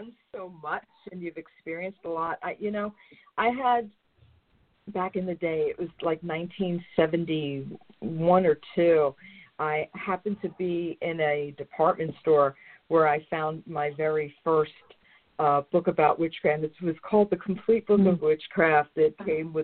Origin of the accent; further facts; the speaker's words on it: New York, United States; I used to go into Manhattan because I'm from New York